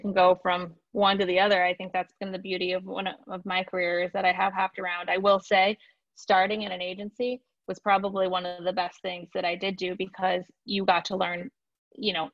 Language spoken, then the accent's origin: English; Michigan, United States; also born or lived in Chicago; now in Tampa, United States; I'm from Michigan. I'm a Michigander at heart